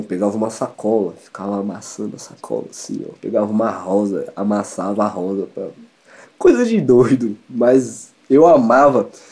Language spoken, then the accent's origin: Portuguese; Espírito Santo, Brazil; now in São Paulo, Brazil; Eu sou do Espírito Santo, sou capixaba